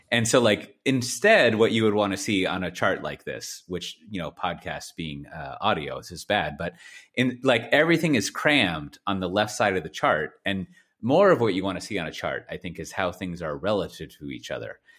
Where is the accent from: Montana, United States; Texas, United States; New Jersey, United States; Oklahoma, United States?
Texas, United States; I was born there. Clearly, I'm a Texan